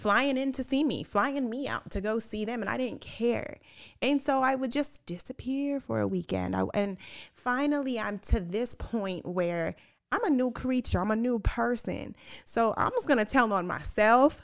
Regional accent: Puerto Rico; I'm Puerto Rican

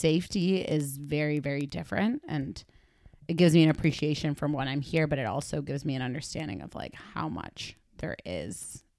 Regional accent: Argentina; I remember being a kid and being like, oh yeah, I'm from Argentina.

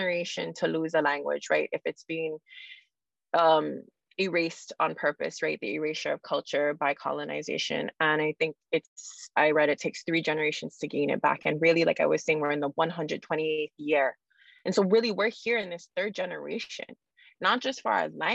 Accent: Hawaii, United States; we're in the middle of the Pacific

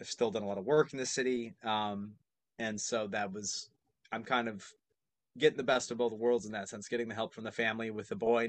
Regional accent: Amherst, New York, United States; I'm from like the Amherst area, but both north towns of Buffalo

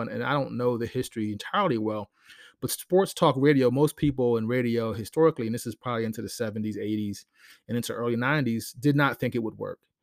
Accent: Silver Spring, Maryland, United States; I grew up in Silver Spring, Maryland, with the Washington Post

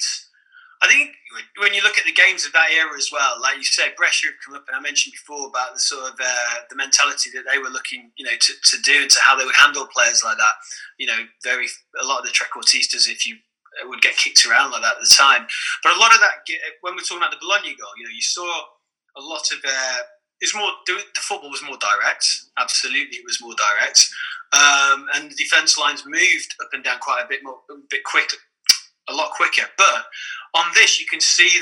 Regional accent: England, United Kingdom; as an Englishman

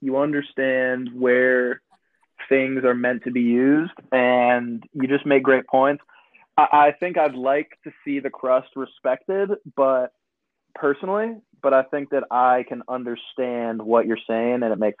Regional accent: Chicago, Illinois, United States; now in New York, United States; I'm from Chicago, but I currently live in New York.

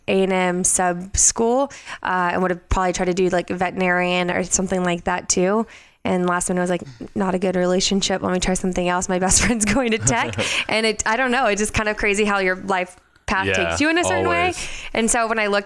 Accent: Houston, Texas, United States; now in Las Vegas, United States; I'm actually born and raised in Houston, Texas.

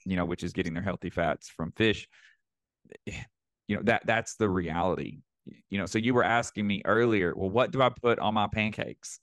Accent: Northeast Arkansas, United States; moved away; I grew up in a town of eight thousand people in Northeast Arkansas.

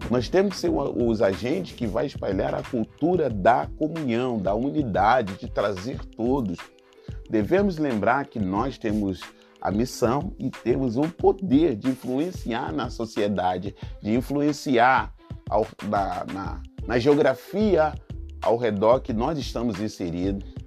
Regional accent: Rio de Janeiro, Brazil; Minha família, né? lá no Rio de Janeiro, sou carioca, como você sabe. Desde pequeno eu sempre vi a minha casa muito cheia.

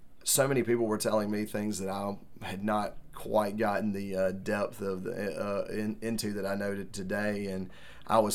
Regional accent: Macon, Georgia, United States; I grew up on High Street, which is the brick street that's directly behind H&H

